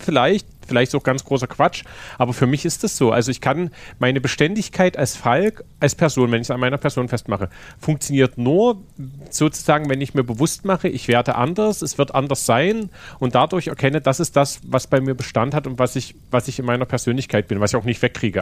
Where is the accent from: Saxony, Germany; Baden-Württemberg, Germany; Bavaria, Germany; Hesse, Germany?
Saxony, Germany; Königstein; moved away as an adult; now in Dresden, Germany; Ich bin halt nicht Dresdner, ne? Ich bin halt in Königstein aufgewachsen.